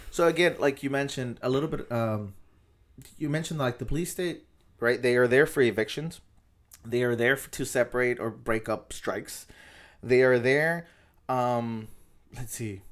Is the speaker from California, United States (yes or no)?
yes; National City, California, United States; I grew up in National City, and it's just, like, I live in National City